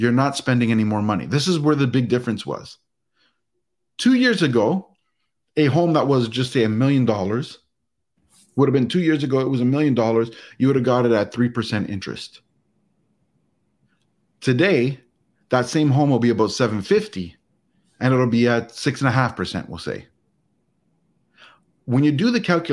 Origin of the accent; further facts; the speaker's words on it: Canada; as a Canadian